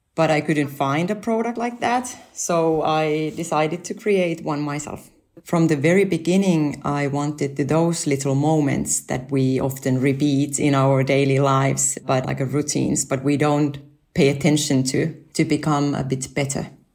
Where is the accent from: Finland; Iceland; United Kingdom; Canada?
Finland; moved away as an adult; also born or lived in Japan; my family and I moved back to Finland from Japan, where we lived five years.